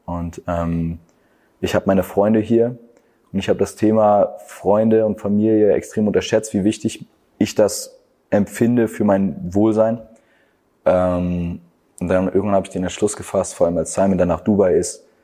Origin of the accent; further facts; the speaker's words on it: Stralsund, Mecklenburg-Vorpommern, Germany; first language German; also born or lived in Hamburg; Ich freue mich, dass ich hier geboren bin.